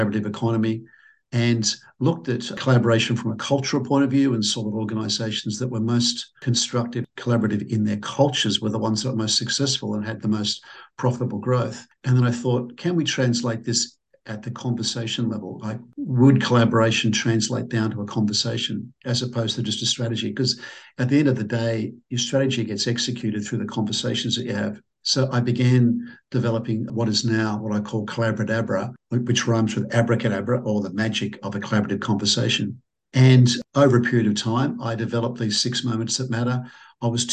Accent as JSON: {"language": "English", "town": "Sydney", "region": "New South Wales", "country": "Australia", "said": "I'm from Sydney, Australia"}